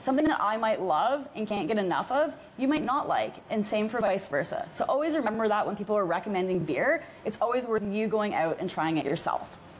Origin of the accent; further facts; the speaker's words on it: Canada; we're Canadian